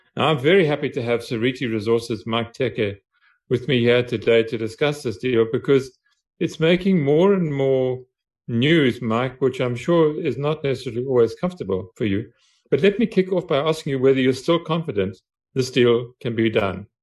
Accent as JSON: {"language": "English", "country": "South Africa", "said": "as a South African"}